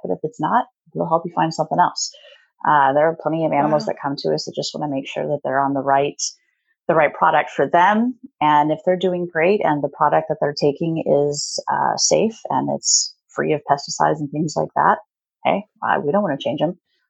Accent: Midwest, United States; moved away as an adult; also born or lived in Oklahoma; now in Pacific Northwest, United States; We grew up in the Midwest, and I went to school there at Oklahoma State University. And then as soon as we graduated, we decided we needed to come up to the Pacific Northwest

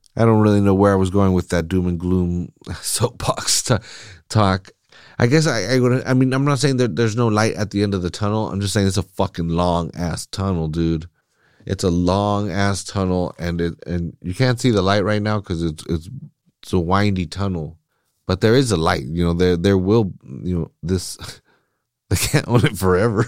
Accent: Salinas, California, United States; I'm from Salinas

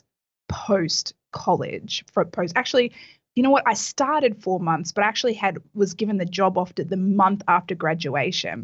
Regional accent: Australia; moved away as an adult; now in Miami Beach, United States; I actually grew up in Australia

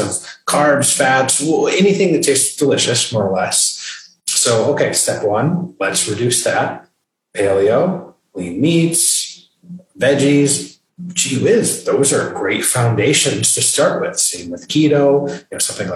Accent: Michigan, United States; moved away as an adult; also born or lived in New York City; now in North Carolina, United States; Born and raised in the state of Michigan

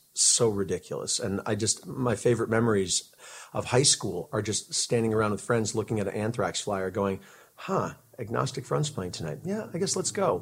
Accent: Connecticut, United States; moved away as an adult; also born or lived in Seattle / Syracuse; I grew up in Connecticut on the East Coast

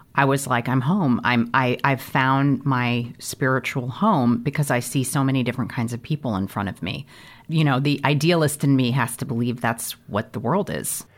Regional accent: St. Louis, Missouri, United States; I grew up in Saint Louis, Missouri

